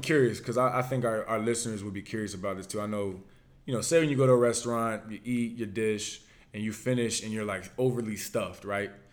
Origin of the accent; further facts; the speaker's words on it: Virginia, United States; accent: Virginia; I'm from Virginia